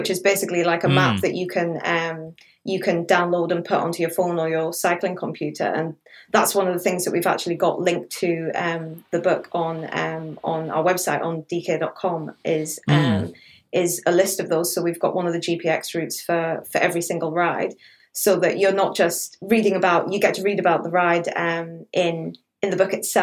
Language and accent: English; United Kingdom; moved away; I'm from the North Pennines originally, and the route actually passes through the village that I grew up